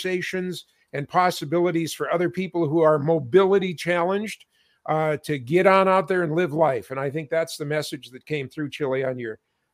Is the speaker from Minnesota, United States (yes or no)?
yes; Minnesota, United States; in my hometown